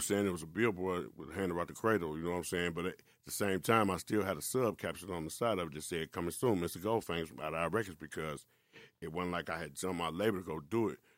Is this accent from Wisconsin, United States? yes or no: yes; Milwaukee, Wisconsin, United States; also born or lived in Chicago; I actually grew up in Milwaukee